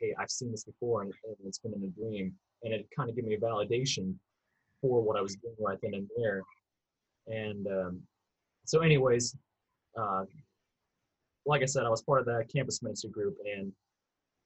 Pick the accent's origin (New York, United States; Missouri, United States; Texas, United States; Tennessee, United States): Missouri, United States; St. Joseph; also born or lived in Philippines; I'm from Missouri originally. Grew up around St. Joseph, which is now north of Kansas City